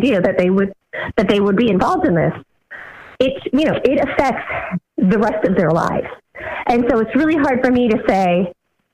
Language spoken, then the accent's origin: English; Ohio, United States; growing up in Ohio